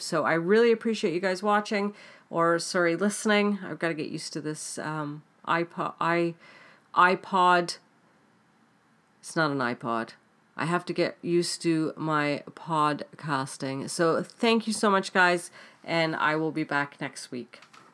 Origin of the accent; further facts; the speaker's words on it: Canada; also born or lived in United Kingdom; I am Canadian, um, born in the U K, but lived in Canada, um, all my life now, apart from six years that I lived in the U K